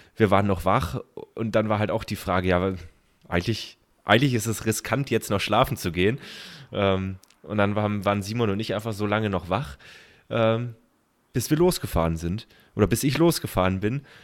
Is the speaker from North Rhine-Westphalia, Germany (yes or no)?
no; Kaiserstuhl, Baden-Württemberg, Germany; dann sind wir bei meiner oder in meiner Heimat gewesen, Kaiserstuhl